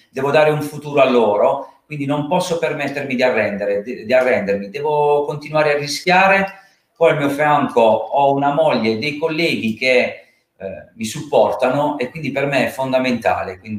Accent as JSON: {"language": "Italian", "town": "Carbonara", "region": "Apulia", "country": "Italy", "tie": "born there", "said": "ha sede nel, eh, nel mio paesino di nascita, perché sono molto legato al mio territorio che è Carbonara."}